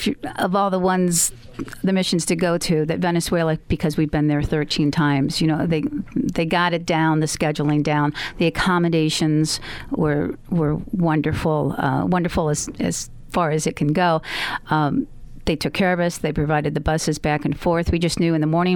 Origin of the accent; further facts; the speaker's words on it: United States; we're from America. We don't speak the same language